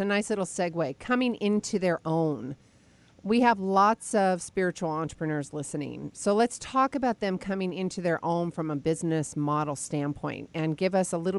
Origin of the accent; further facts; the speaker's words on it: Arizona, United States; born there; Well, you know, I was born in Arizona.